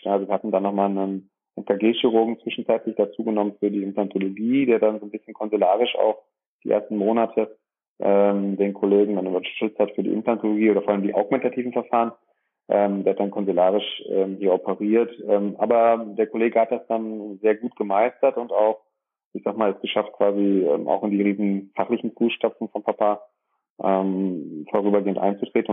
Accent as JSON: {"language": "German", "town": "Dorsten", "region": "North Rhine-Westphalia", "country": "Germany", "tie": "born or raised there", "said": "komme aus dem schönen Dorsten, einer kleinen und mittelgroßen Stadt, 90.000 Einwohner, äh, welches zwischen dem Münsterland und im Ruhrgebiet liegt, ähm, im Kreis Recklinghausen. Bin hier geboren"}